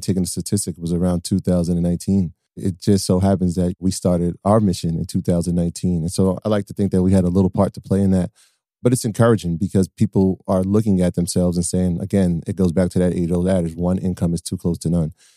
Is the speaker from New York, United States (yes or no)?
yes; Westchester, New York, United States; we're from Westchester